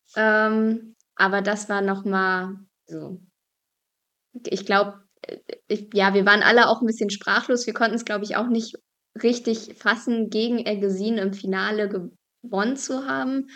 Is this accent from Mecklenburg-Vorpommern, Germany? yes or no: yes; Binz, Mecklenburg-Vorpommern, Germany; moved away; also born or lived in Bergen auf Rügen; Ich bin auf Rügen aufgewachsen und in Bergen auf Rügen geboren